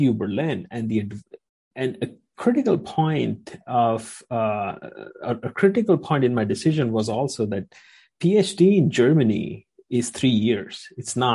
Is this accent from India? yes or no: yes; India; moved away as an adult; now in United States; I would come back and become professor in India somewhere